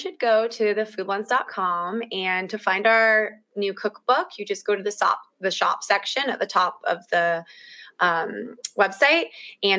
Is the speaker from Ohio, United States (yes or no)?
no; San Diego, California, United States; growing up in San Diego